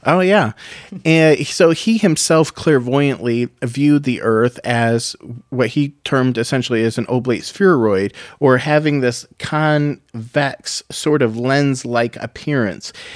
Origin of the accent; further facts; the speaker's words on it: United States; as an American